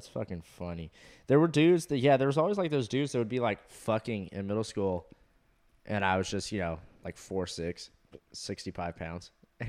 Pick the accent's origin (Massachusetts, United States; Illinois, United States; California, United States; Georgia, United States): California, United States; Huntington Beach; now in Austin, United States; where I grew up in Huntington Beach.